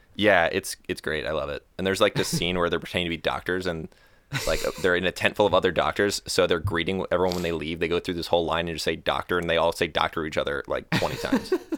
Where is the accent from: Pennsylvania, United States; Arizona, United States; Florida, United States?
Florida, United States; moved away as an adult; I'm from Florida. I grew up, uh, not golfing.